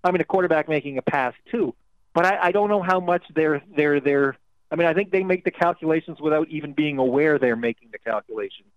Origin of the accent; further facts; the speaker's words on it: Toronto, Ontario, Canada; I grew up, I'm Canadian, I grew up in Toronto